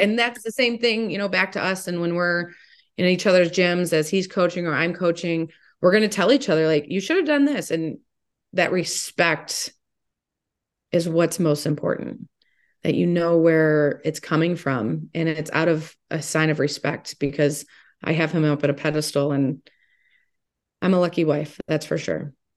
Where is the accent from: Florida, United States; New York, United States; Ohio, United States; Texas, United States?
Ohio, United States; Toledo; I am from Toledo